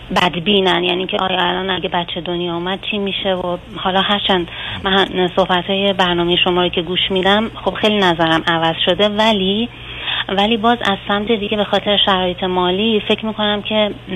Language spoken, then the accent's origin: Persian; southern Iran, Iran; من و همسرم از شهرستان جنوب کشور شهر کوچیک در واقع متولد شدیم